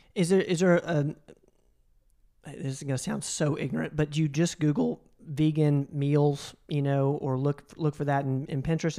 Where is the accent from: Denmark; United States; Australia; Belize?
United States; the South; I grew up in the South as well